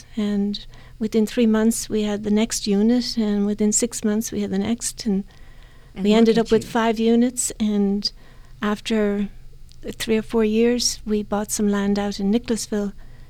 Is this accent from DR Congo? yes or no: no; Dublin, Leinster, Ireland; moved away as an adult; now in Kentucky, United States; Born and bred in Dublin.